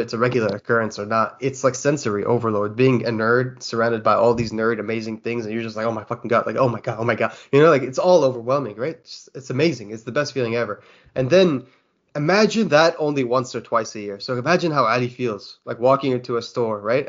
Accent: Kuwait; I'm from Kuwait

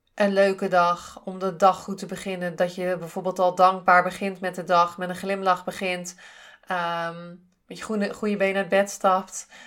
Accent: Zeeland, Netherlands; accent: Zeeuws; ik kom uit Zeeland. Ik heb toch wel eh, eh, een, een Zeeuws accent met bepaalde woorden.

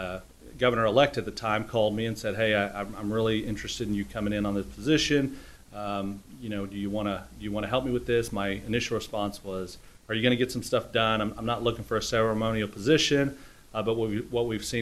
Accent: Artesia, New Mexico, United States; now in Oklahoma, United States; I grew up in Artesia, New Mexico, which was a really, really big sports town, small hometown

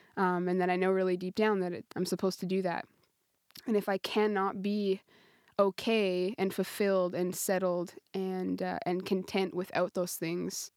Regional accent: Canada; moved away as an adult; now in Italy; we have Tim Hortons, Tim Hortons up in Canada

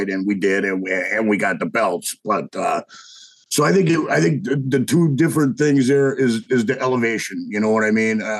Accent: Wisconsin, United States; I come from Wisconsin, so I, I'm used to that, right?

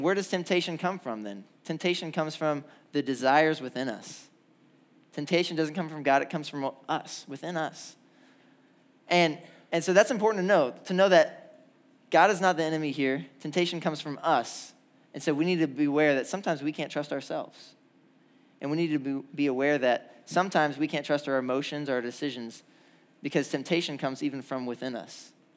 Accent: Indiana, United States; now in Georgia, United States; I'm from Indiana

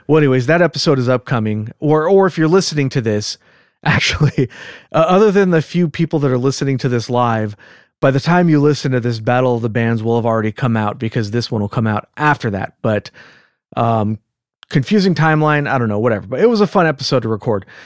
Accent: California, United States; accent: California; with my California accent

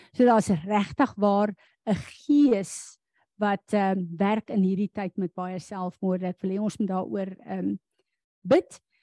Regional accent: South Africa; as 'n Suid-Afrikaner

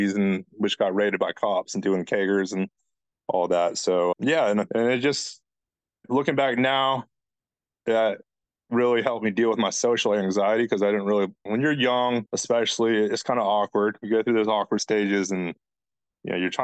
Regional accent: Charleston, South Carolina, United States; I'm from Charleston, South Carolina. Grew up pretty normalish family

